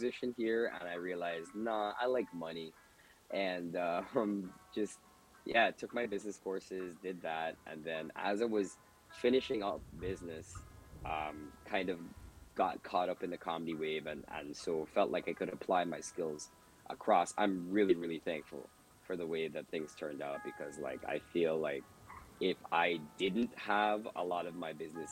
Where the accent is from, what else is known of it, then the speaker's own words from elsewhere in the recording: Georgetown, Demerara-Mahaica, Guyana; now in Toronto, Canada; inside the city, like where I'm from, pretty much everybody speaks English